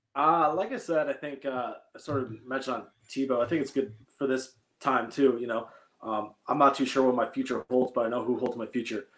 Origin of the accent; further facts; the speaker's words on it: Michigan, United States; growing up in Michigan